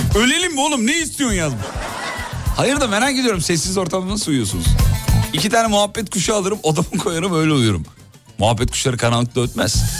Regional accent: Black Sea Region, Turkey; Bizim orada muhlama derler, Karadeniz'de muhlama e, e, derler.

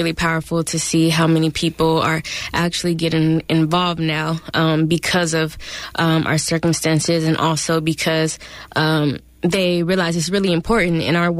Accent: Oakland, California, United States; I'm from Oakland, born and raised

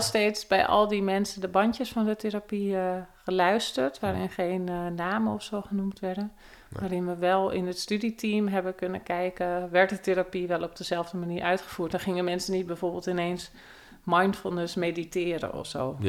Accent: Bilderdam, South Holland, Netherlands; Ik kom uit het dorpje Bilderdam, wat een grensdorpje is eh, tussen Noord- en Zuid-Holland, vlakbij Aalsmeer.

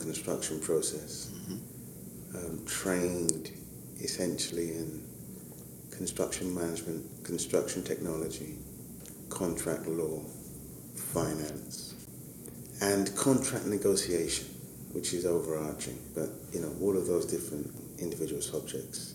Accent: London, United Kingdom; born and raised in East London, in Hackney, working class background, Nigerian parents

